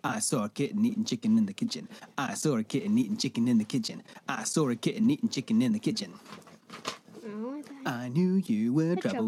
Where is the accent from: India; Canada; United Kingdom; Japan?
United Kingdom; a city in the southwest of the UK, South West England; moved away; It is in the southwest of the UK.